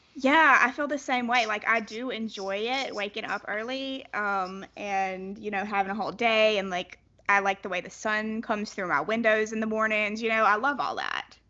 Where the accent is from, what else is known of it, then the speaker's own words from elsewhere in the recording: South Carolina, United States; I'm from South Carolina